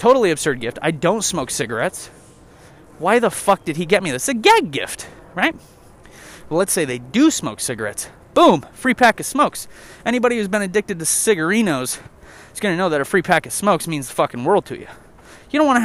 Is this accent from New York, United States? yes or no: yes; New York, United States; I'm from New York